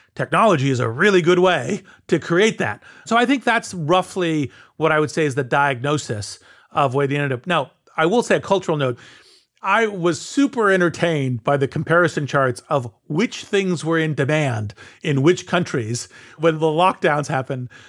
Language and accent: English; United States